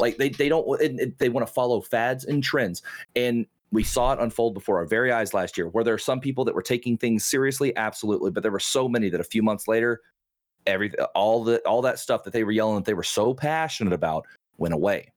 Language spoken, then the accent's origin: English; Oklahoma, United States; I'm from Oklahoma.